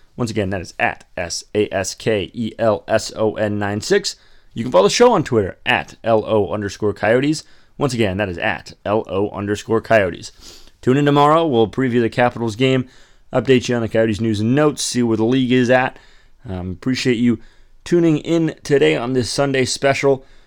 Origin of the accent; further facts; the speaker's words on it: United States; now in Arizona, United States; I'm just an American. I'm a kid that lives in, in Arizona